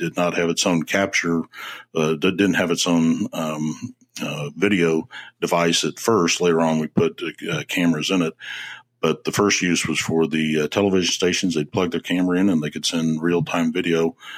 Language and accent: English; Midwest, United States; Yes, I'm a Midwesterner, but my father was a fighter pilot and in the military, and we traveled and were at many places in my young life.